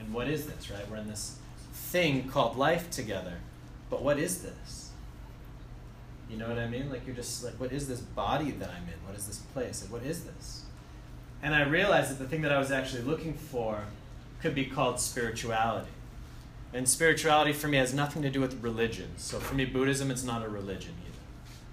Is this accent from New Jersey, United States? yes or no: no; Andover, Massachusetts, United States; moved away as an adult; Originally, I'm from Andover, so I went to Bancroft and Doherty High School